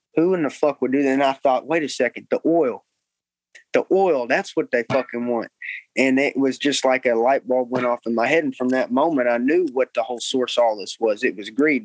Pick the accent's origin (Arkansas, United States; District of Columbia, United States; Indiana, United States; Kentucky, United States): Arkansas, United States; Cabot; I grew up in Cabot